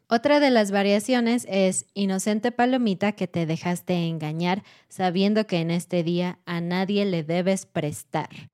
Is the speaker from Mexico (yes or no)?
yes; Mexico